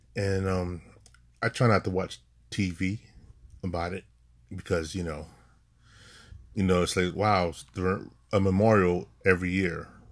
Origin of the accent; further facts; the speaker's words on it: New York City, New York, United States; we are native New Yorker